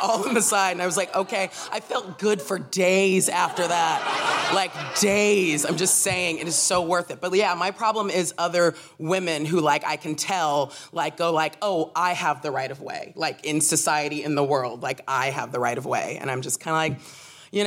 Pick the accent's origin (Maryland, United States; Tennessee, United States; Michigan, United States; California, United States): California, United States; Southern; moved away; also born or lived in New York City; I grew up in Southern California